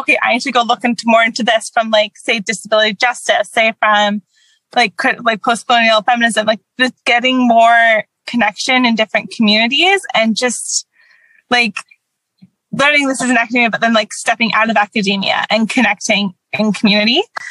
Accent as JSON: {"language": "English", "country": "Canada", "said": "I'm Canadian. I have American ancestors"}